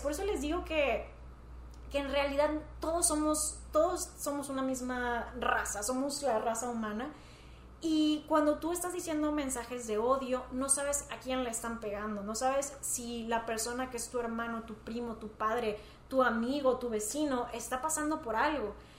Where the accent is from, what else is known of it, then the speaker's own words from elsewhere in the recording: Monterrey, Nuevo León, Mexico; somos de Monterrey